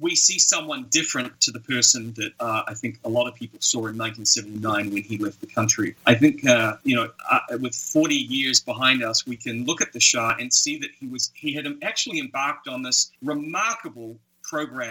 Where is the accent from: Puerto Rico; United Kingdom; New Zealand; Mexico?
New Zealand; I grew up in New Zealand.